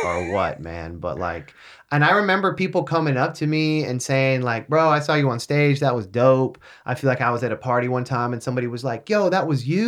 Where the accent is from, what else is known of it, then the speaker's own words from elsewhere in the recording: California, United States; I was born in Cali, bro. I've got that Cali blood